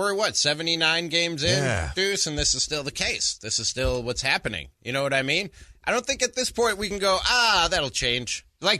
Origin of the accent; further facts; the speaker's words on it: Chicago, Illinois, United States; I'm from Chicago where they for some reason take pride in something called Malort.